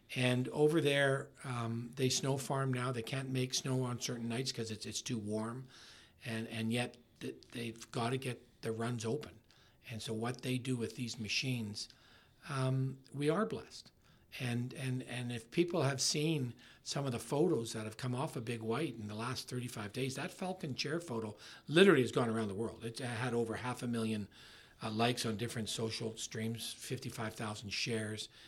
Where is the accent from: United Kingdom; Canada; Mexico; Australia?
Canada; Winnipeg, Manitoba; moved away as an adult; also born or lived in Brandon, Manitoba; now in Okanagan Valley, Canada; I'm from Winnipeg